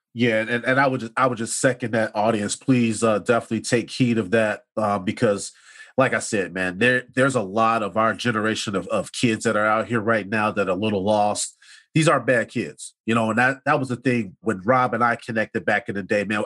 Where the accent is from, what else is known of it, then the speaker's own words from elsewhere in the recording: Chicago, Illinois, United States; we're growing up on the South Side